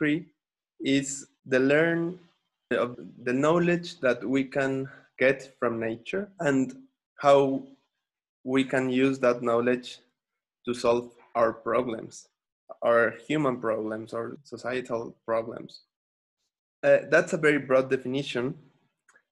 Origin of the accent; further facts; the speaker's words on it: Xalapa, Veracruz, Mexico; also born or lived in Brazil; I came back to my hometown, which is Jalapa, the capital of the Veracruz state, in the Atlantic coast, Mexico